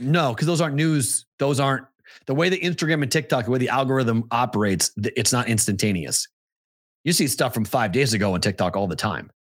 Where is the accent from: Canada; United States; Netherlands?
United States; East Coast; moved away; also born or lived in Omaha / Des Moines; we grew up that way on the East Coast. But when I moved to the Midwest